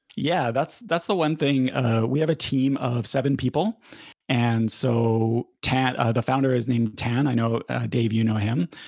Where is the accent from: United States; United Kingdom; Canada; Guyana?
Canada